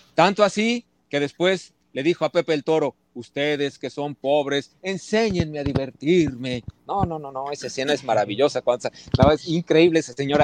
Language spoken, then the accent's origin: Spanish; Mexico City, Mexico; also born or lived in Veracruz / Puebla; realmente sí soy chilango, porque Veracruz, dos años llegué a la ciudad